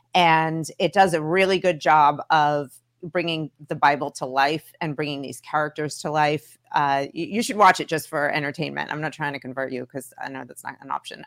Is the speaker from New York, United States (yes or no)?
yes; New York City, New York, United States; I grew up in Brooklyn, so like I had a ton of Jewish friends